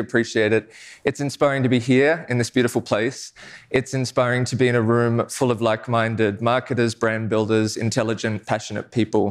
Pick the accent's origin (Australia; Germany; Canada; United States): Australia; I'm Australian